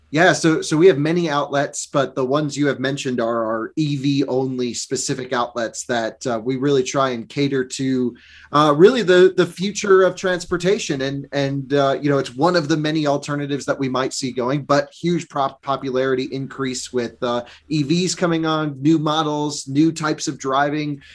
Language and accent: English; Vermont, United States; I grew up in Vermont.